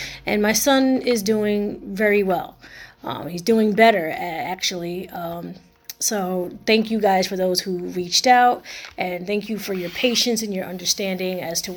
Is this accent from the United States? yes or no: yes; Camden, New Jersey, United States; I was raised in Camden, New Jersey, during the 90s